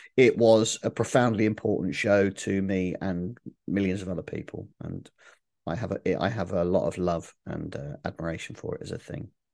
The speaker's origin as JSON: {"language": "English", "town": "Milton Keynes", "region": "South East England", "country": "United Kingdom", "tie": "born or raised there", "said": "I grew up in Milton Keynes"}